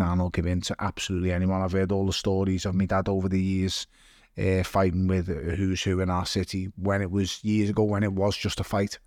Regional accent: Liverpool, North West England, United Kingdom; I was born in Toxteth. uh, and I was raised in Waverty

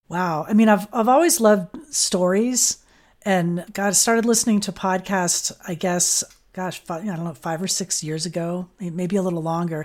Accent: Fort Lauderdale, Florida, United States; I grew up in Fort Lauderdale

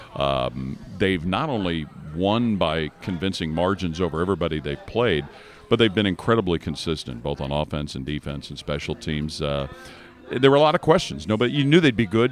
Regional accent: Cincinnati, Ohio, United States; Cincinnati's my hometown

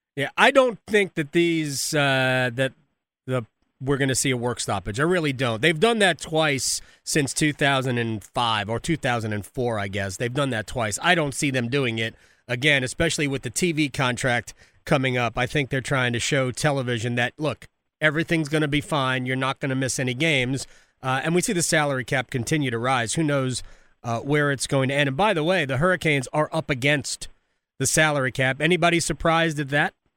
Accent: Montclair, New Jersey, United States; also born or lived in Little Falls, New Jersey; Montclair. I'm from the New York part of New Jersey

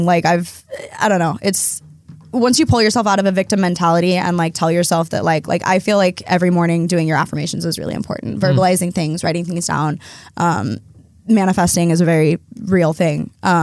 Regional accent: Oregon, United States; born or raised there

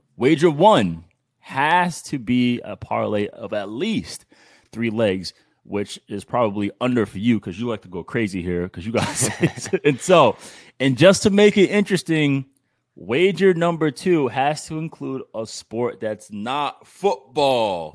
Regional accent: New England, United States; my hometown, New England

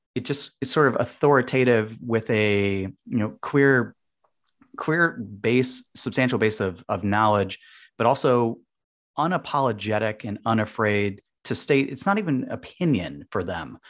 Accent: United States; we as American drinkers

